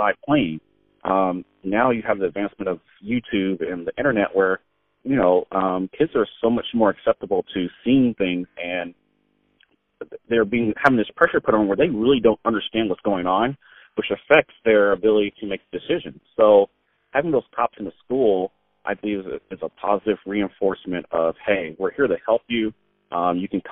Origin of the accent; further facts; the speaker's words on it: San Diego, California, United States; I grew up in San Diego.